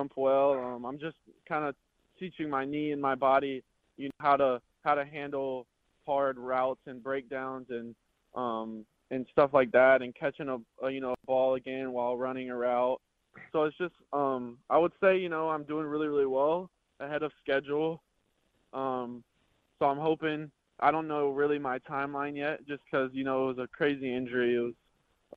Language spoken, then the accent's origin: English; the South, United States; accent: twang; now in Minnesota, United States; I am from the South. So a lot of people up here think, you know, I have a little bit of a twang to me